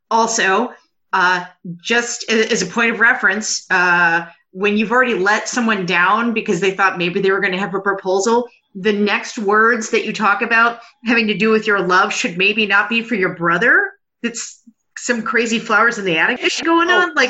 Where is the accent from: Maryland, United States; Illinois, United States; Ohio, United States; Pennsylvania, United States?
Ohio, United States; I'm from Ohio